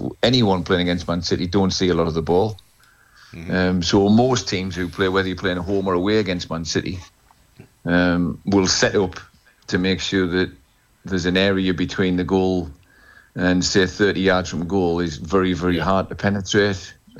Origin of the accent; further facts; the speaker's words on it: Kelloe, North East England, United Kingdom; I was born in a village called Kello, and I nearly became a mag when I was young. My grandfather, who was the village barber